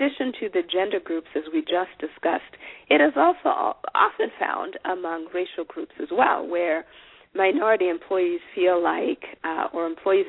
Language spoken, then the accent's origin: English; Zimbabwe; moved away; I'm an African woman at that, because I am from Zimbabwe, and I'm therefore a, I come from a different culture